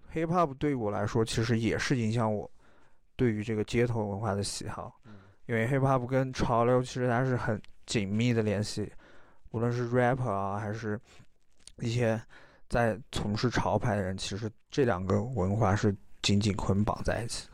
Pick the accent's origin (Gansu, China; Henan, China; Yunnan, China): Yunnan, China; Guanshang; 因为我从小生活在关上这个地方，然后我觉得这个地方能代表我